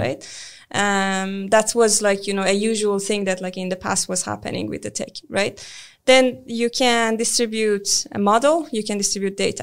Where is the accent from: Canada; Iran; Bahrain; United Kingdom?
Iran; moved away as an adult; now in Sweden; I'm originally from Iran